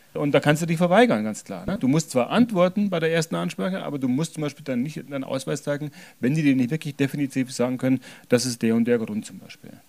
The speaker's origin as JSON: {"language": "German", "country": "Germany", "tie": "born or raised there", "said": "Ich bin jetzt hier geboren, aufgewachsen, hatte nie eine andere Staatsbürgerschaft"}